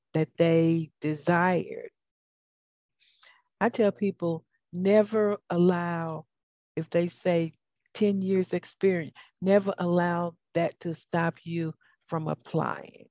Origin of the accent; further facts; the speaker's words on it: the South, United States; accent: southern; now in Atlanta, United States; my southern accent.